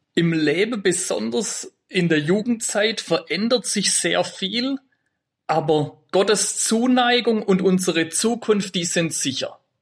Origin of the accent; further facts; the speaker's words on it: Vöhringen, Baden-Württemberg, Germany; also born or lived in Freiburg; bin gebürtig aus Föhringer, aus der Gemeinde Föhringer und wohne auch da.